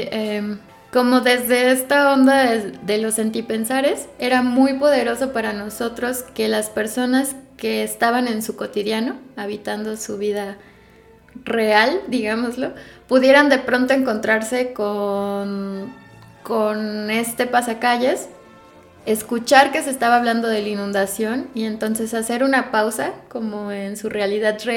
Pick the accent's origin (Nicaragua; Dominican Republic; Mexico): Mexico; Guanajuato; yo crecí, yo nací y yo crecí en Guanajuato hasta antes de irme a estudiar la universidad y recuerdo que vivía en la zona del centro